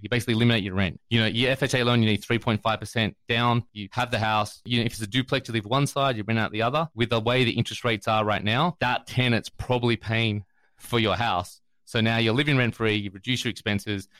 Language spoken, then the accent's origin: English; Australia; moved away as an adult; now in United States; I'm from Australia originally